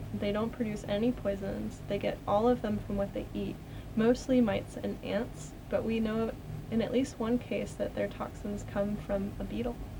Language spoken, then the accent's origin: English; Connecticut, United States; I grew up in Connecticut